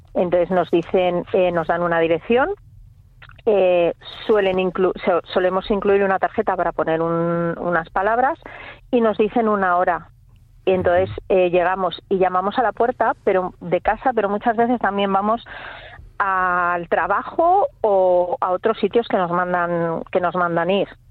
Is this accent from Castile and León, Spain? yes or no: no; Santander, Cantabria, Spain; moved away as an adult; now in Villanueva de la Peña, Spain; yo realmente soy de Santander